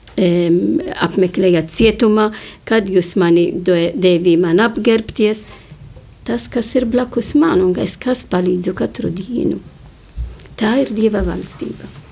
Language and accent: Latvian; Malta; moved away; es nāku no Maltas un Mal Maltā e, godina Zvēto pavilu, jo viņš atnesa mums ticību.